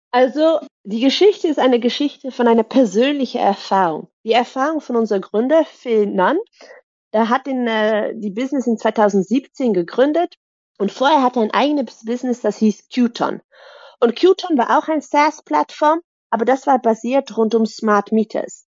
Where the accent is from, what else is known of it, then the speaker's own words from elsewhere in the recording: Netherlands; German is a second language; moved away as an adult; also born or lived in Germany / Brussels; ich bin gebürtige Niederländerin, aber habe lange in Deutschland gearbeitet und studiert